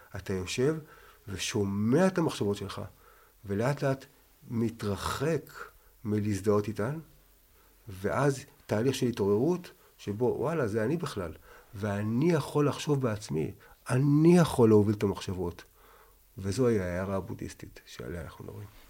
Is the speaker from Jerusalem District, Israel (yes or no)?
yes; Jerusalem, Jerusalem District, Israel; אני מירושלים, ואני עכשיו בן 60, ואני הבכור, וחזרתי בתשובה בגיל 12, הייתי ביהדות